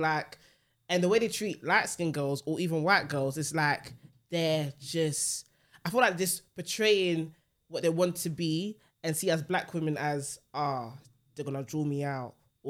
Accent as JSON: {"language": "English", "region": "London", "country": "United Kingdom", "tie": "born or raised there", "said": "being born and raised in North London"}